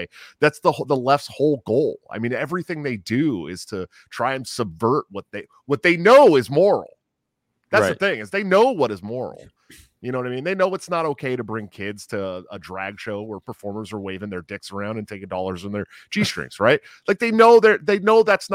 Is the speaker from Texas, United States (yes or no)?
no; Oakland, California, United States; I grew up in California